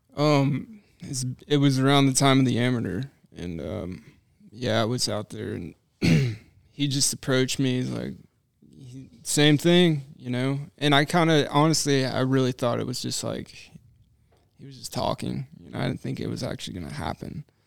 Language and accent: English; Knoxville, Tennessee, United States; moved away